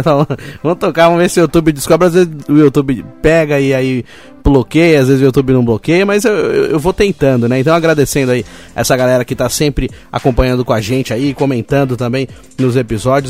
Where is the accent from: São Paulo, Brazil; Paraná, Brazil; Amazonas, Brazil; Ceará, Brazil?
São Paulo, Brazil; Roseira; eu nasci em São Paulo, mas fui criado em Roseiro